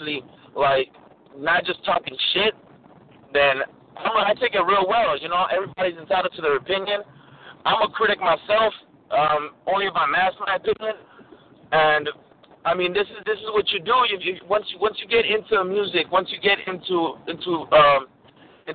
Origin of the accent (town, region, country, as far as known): Los Angeles, California, United States; born or raised there